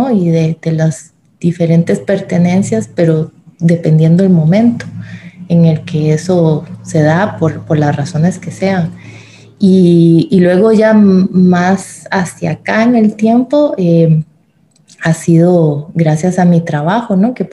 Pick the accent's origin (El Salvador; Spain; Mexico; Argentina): El Salvador; born there; Yo nací en El Salvador, mi padre era salvadoreño y toda la familia paterna que tengo es salvadoreña, mi mamá es alemana